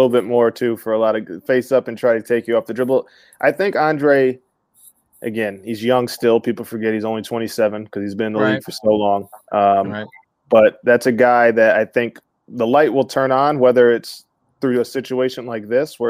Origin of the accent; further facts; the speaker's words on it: Flint, Michigan, United States; moved away as an adult; also born or lived in Lansing, Michigan; now in Detroit, United States; So I'm originally from Flint, Michigan, Flint Town. Shout out to my Flintstones. And I went to Michigan State.